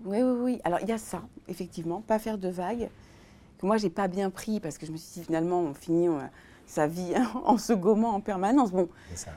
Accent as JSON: {"language": "French", "town": "Tours", "region": "Centre-Val de Loire", "country": "France", "tie": "born or raised there", "said": "je suis née à Tours"}